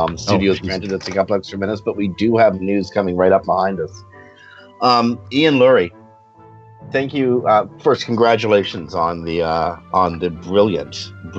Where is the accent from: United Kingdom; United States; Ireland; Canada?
Canada; I'm not an American, I'm Canadian